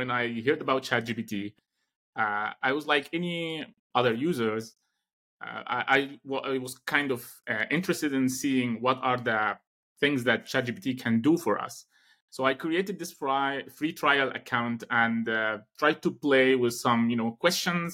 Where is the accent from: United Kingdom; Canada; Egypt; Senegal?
Egypt; moved away as an adult; Alexandria University back in my home country in Egypt